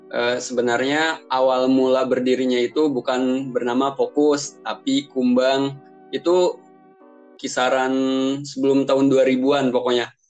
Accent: Subang, West Java, Indonesia; Forum Komunikasi Keluarga Urang Subang ya mungkin itu asalnya Subang Jawa Barat gitu

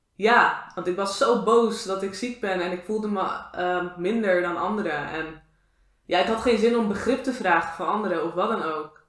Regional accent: Moerwijk, South Holland, Netherlands; van waar ik vandaan kwam

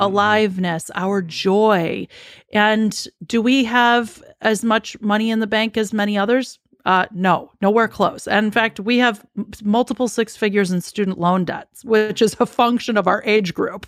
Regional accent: Chicago, Illinois, United States; I'm born and raised in Chicago

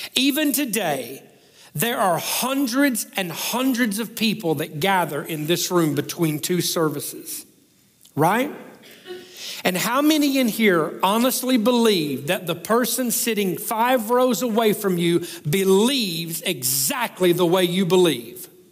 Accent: the South, United States; I'm the guy from the South

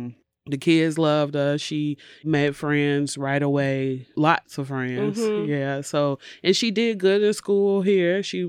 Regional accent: Chicago, Illinois, United States; now in Madison, United States; She came to live with me here in Madison because we're originally from Chicago.

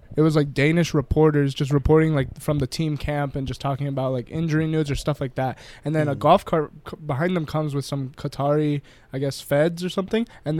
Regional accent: Barcelona, Catalonia, Spain; English is a second language; I saw the Liverpool fans arriving to Barcelona, and they're in the streets yelling, getting drunk.

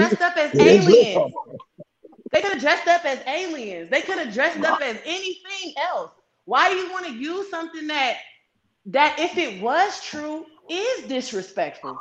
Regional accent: East Palo Alto, California, United States; I'm from East Palo Alto. I'm from the Bay Area.

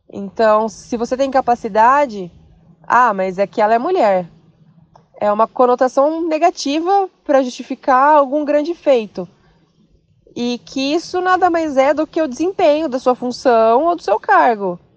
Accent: Bauru, São Paulo, Brazil; Vim da cidade de Bauru, interior, para residir e trabalhar na Grande São Paulo.

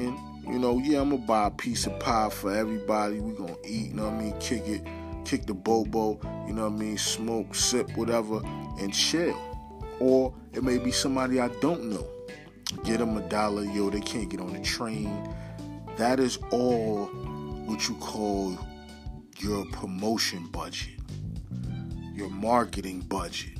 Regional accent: New York City, New York, United States; I'm from Harlem

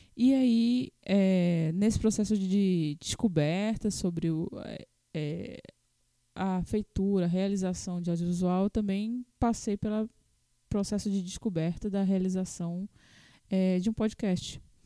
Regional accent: Natal, Rio Grande do Norte, Brazil; Natal, Rio Grande do Norte, né? Nós somos de Natal

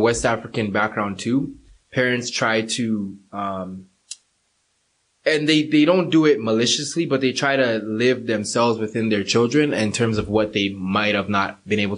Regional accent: Brampton, Ontario, Canada; also born or lived in North York; I was born in North York, but most of my life I was raised in Brampton

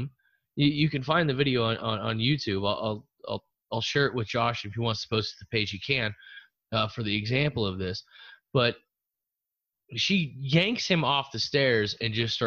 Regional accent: Glendale, Arizona, United States; I'm a dude from the West Side. Glendale, South Glendale

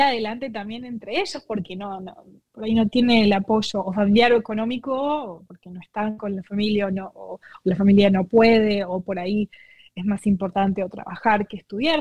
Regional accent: Argentina; moved away; yo soy de Argentina

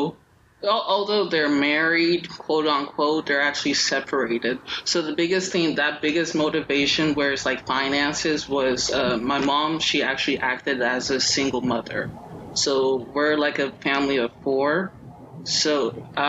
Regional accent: Nigeria; I'm Nigerian.

